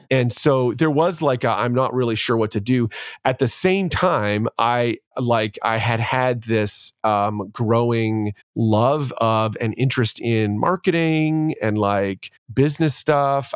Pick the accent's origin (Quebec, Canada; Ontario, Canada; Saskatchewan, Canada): Ontario, Canada; born and raised in Canada and in Ontario, and my dad was upwardly mobile